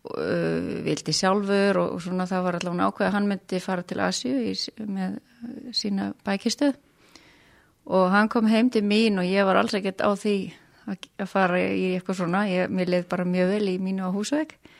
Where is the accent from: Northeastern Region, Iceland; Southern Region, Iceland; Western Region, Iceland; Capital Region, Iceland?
Northeastern Region, Iceland; Kópasker; now in Hong Kong; ég úlst upp á Kópskeri